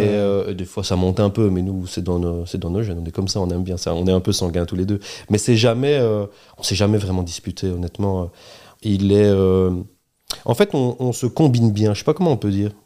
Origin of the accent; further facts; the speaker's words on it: Charleroi, Wallonia, Belgium; also born or lived in Beaumont / Fleurus / Brussels; on est Carolo